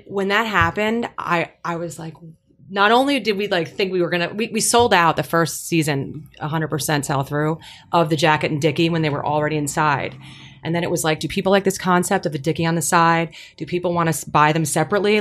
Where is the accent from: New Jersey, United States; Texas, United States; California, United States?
New Jersey, United States; I was from New Jersey